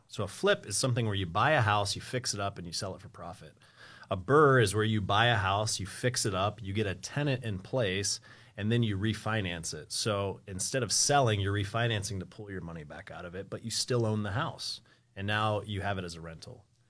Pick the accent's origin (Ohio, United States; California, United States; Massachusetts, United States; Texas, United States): Ohio, United States; Columbus; also born or lived in Springfield, Ohio; I'm from Columbus.